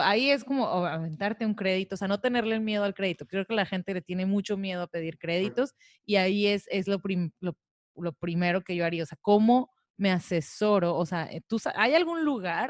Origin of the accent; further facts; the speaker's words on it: Tijuana, Baja California, Mexico; now in Cabo San Lucas, Mexico; yo vengo de Tijuana